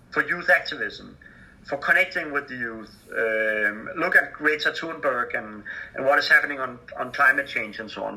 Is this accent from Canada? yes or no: no; Denmark; I'm from Denmark